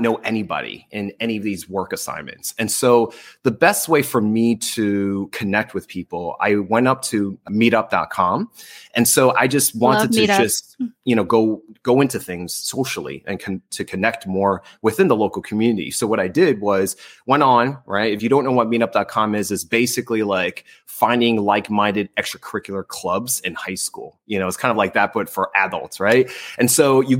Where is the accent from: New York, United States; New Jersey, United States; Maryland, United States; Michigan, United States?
New Jersey, United States; also born or lived in North Las Vegas / New Orleans / Seattle; now in California, United States; I'm originally from New Jersey